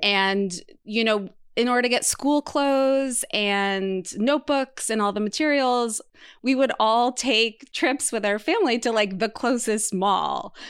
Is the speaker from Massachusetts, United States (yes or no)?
yes; Martha's Vineyard, Massachusetts, United States; Emma and I come from the same hometown, the island of Martha's Vineyard.